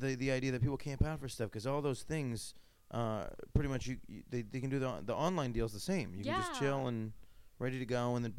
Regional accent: Syracuse, New York, United States; Because I'm from Syracuse.

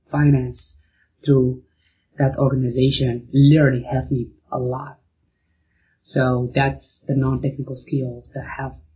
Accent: Morocco; moved away as an adult; also born or lived in Arkansas, United States; now in United States; I'm originally from Morocco and I moved to the States to go to school in University of Arkansas

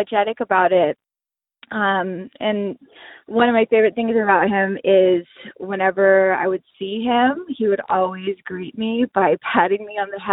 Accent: Oxnard, California, United States; I'm from Oxnard

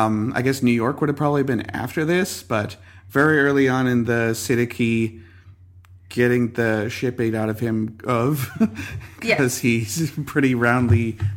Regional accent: Canada; I'm from Canada.

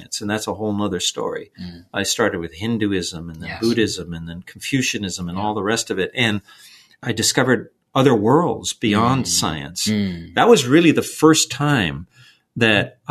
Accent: Los Angeles, California, United States; a little kid from East

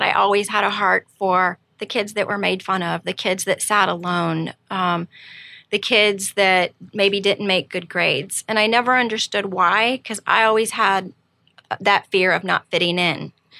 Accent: Missouri, United States; born there; I'm 47 and I was born in Missouri, but moved all over the place. Went to 7 different schools, so I was never deeply rooted in any one place for any length of time.

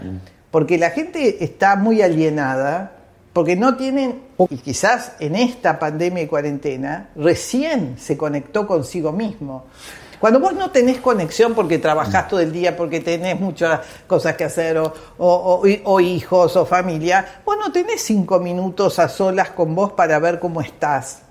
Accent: Parque Leloir, Buenos Aires Province, Argentina; born or raised there

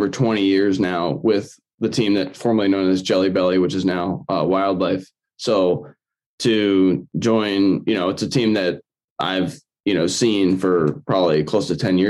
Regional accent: Fallston, Maryland, United States; I am from Fallston, Maryland, and I race for A-Bolo Cycling.

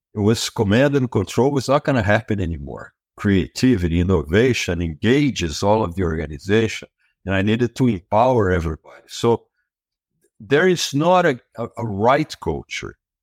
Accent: Brazil; moved away as an adult; now in United States; I was born and raised in Brazil, and I was there for the first thirty years of my life

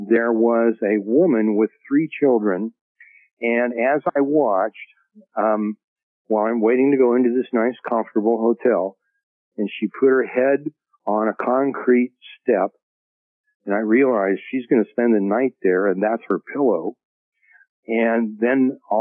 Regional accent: United States; the way I was living as an American, the way I grew up

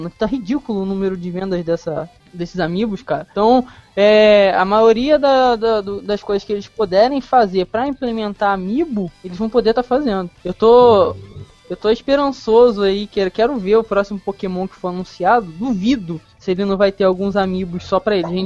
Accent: Rio de Janeiro, Brazil; eu, eu sou do estado do Rio, né? As Olimpíadas vão ser aqui no estado do Rio

